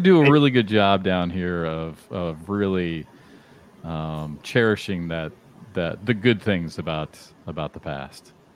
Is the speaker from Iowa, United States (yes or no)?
yes; Iowa, United States; moved away; I'm from Iowa